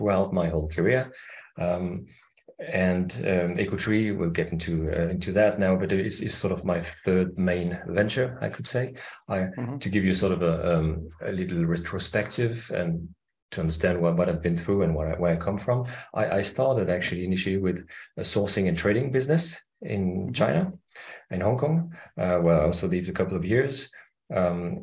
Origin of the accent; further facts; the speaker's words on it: Paris, Île-de-France, France; moved away as an adult; now in Denmark; I'm half French, half Austrian. I grew up in Paris, but my mother was from Vienna in Austria